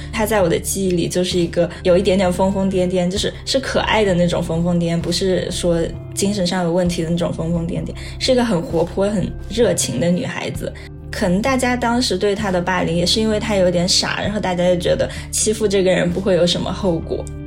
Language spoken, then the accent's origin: Chinese; a small county town in Yunnan, China; moved away as an adult; now in United Kingdom; 二十六岁，我现在是英国社会学博士在读。我出生在一个云南的小县城